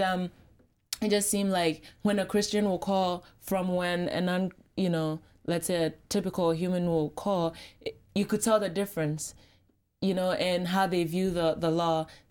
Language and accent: English; Ghana; I'm from Ghana, very proud